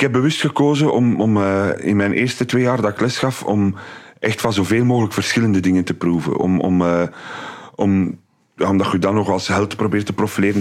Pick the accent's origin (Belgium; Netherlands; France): Belgium; Aalst, Flanders; also born or lived in Dendermonde; now in Ghent, Belgium; als Aalstenaar